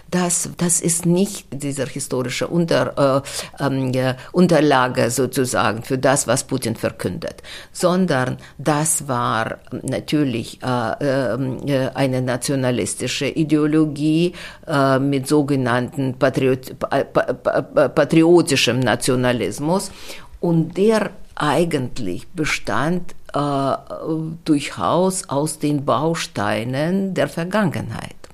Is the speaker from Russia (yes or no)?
yes; Russia; German is a second language; Und bei uns in Russland dauerte das sehr lange.